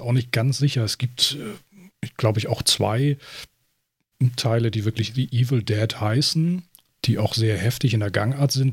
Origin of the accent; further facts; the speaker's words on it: Germany; bei uns in Deutschland